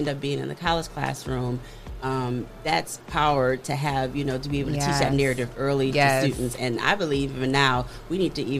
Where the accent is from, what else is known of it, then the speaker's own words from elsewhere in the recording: Toledo, Ohio, United States; I am from, born and raised in Toledo, Ohio.